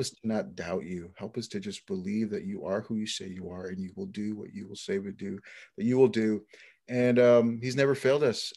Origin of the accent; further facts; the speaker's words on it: Lower Valley Yakima, Washington, United States; also born or lived in Naples, Florida; the Lower Valley Yakima, where I was raised with the rest of my siblings.